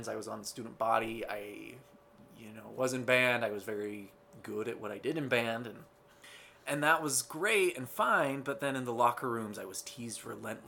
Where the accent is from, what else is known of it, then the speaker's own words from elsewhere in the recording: Ogden, Utah, United States; I was born in Ogden, Utah. Born and raised here in Zion